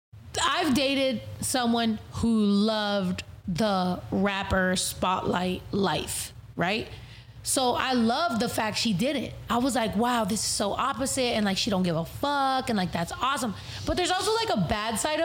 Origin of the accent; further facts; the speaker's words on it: California, United States; I'm from California.